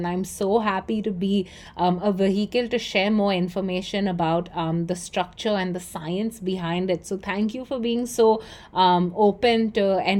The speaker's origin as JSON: {"language": "English", "town": "Mumbai", "region": "Maharashtra", "country": "India", "tie": "born or raised there", "also_born_or_lived": "Chicago, United States", "moved": "as an adult", "said": "I'm from India. I live in Mumbai. I've been born and raised here, although I went to school at the University of Chicago and worked all over the world before I moved back."}